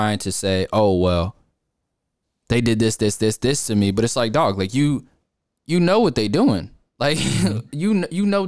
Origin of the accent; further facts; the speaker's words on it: New York, United States; moved away; I'm from New York.